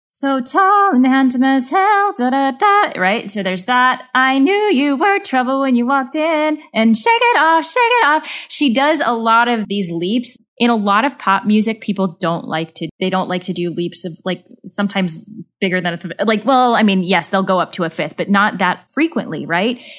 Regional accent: Southern Missouri, United States; I grew up in Southern Missouri.

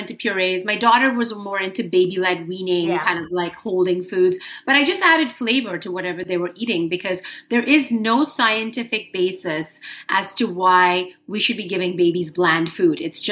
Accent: Mumbai, Maharashtra, India; moved away as an adult; now in United States; I was born in Mumbai in India. Okay. And then I came over when I was 18 to go to college in the US.

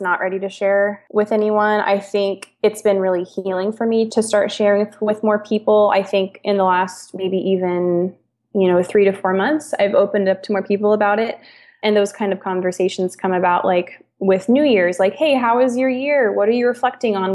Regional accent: Kansas, United States; moved away as an adult; now in Portland, United States; we're from Kansas

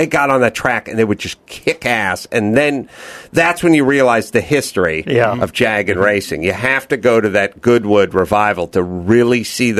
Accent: Los Angeles, California, United States; So, I grew up out here in North Hollywood and, you know, in the 80s and everything.

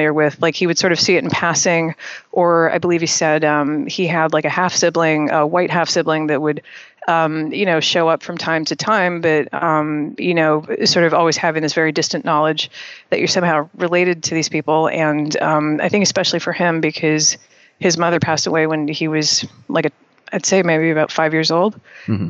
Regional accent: Toronto, Ontario, Canada; moved away as an adult; now in New York, United States; I was born and raised in Toronto, Canada.

